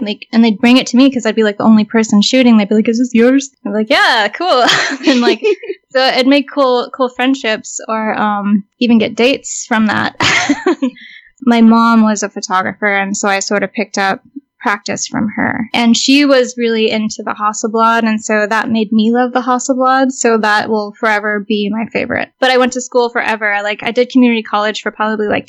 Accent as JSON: {"language": "English", "area": "South Bay", "region": "California", "country": "United States", "tie": "born or raised there", "said": "I grew up in the South Bay, which is where Vanya is from"}